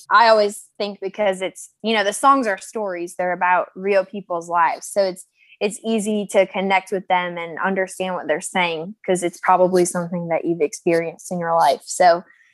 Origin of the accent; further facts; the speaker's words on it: Tucson, Arizona, United States; moved away as an adult; now in Nashville, United States; I'm actually born and raised in Tucson, Arizona. I lived there for 23 years of my life